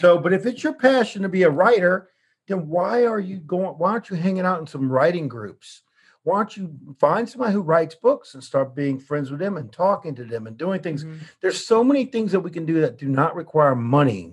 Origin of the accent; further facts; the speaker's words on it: New Orleans, Louisiana, United States; moved away; we're from New Orleans